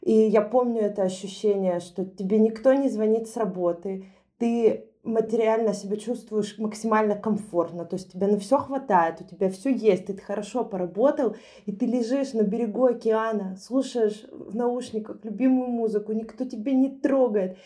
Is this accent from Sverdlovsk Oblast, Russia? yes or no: yes; Yekaterinburg, Sverdlovsk Oblast, Russia; moved away as an adult; also born or lived in Moscow; родилась и выросла в Екатеринбурге. Я достаточно поздно переехала в Москву, в 25 лет.